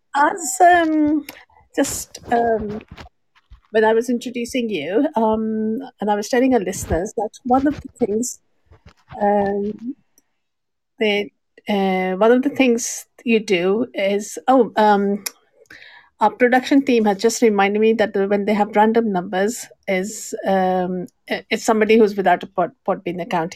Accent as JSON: {"language": "English", "country": "Pakistan", "said": "I'm from Pakistan as well."}